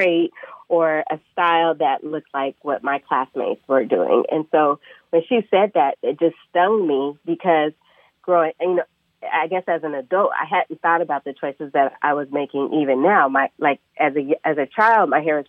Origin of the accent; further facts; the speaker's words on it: Bellevue, Washington, United States; also born or lived in Seattle, Washington; now in Washington, D.C., United States; I grew up in Seattle, Washington, really in Bellevue.